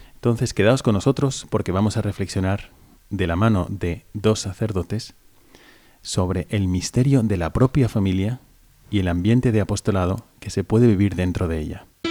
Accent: Valencia, Valencian Community, Spain; que soy de aquí, de España, de Valencia

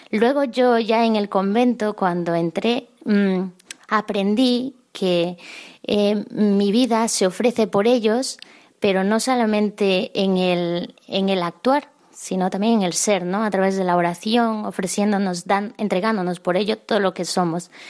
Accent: San Martín, Peru; yo soy de Perú y de un pueblo muy pequeñito, pero mi parroquia eh, pertenece a la prelatura de Moyobamba

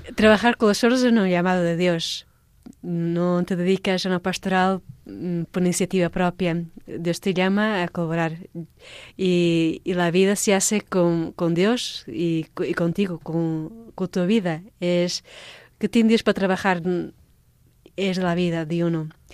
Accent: Portugal; now in Madrid, Spain; Yo soy portuguesa.

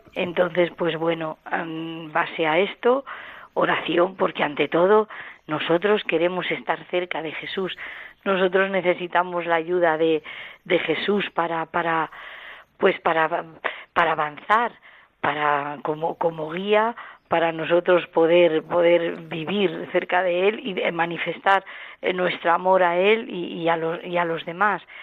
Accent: Villacañas, Castilla-La Mancha, Spain; soy de Villacañas, de un pueblo de, un pueblo de aquí, de, Toledo

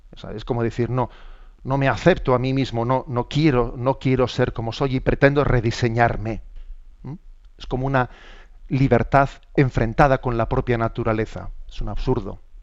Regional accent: San Sebastián, Basque Country, Spain; soy obispo de San Sebastián y que hablando desde mi, desde mi tierra

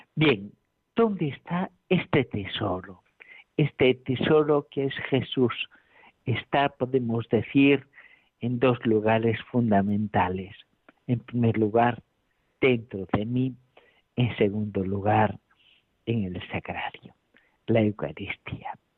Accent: A Coruña, Galicia, Spain; now in Alcalá de Henares, Spain; desde La Coruña. Aquí estoy en mi tierra natal

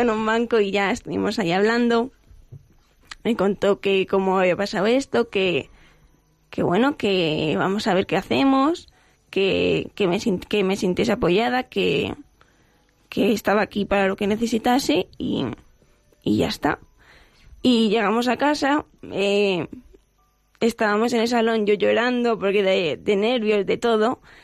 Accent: Getafe, Community of Madrid, Spain; Vengo de Getafe. De, de aquí, de Getafe, de Madrid

